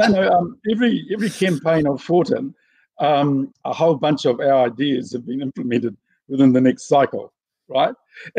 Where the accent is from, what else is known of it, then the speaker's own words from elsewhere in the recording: Gisborne, New Zealand; So when my kids were growing up, even though I'm from Ngāti Porou, and we that's the greatest tribe in New Zealand, of course.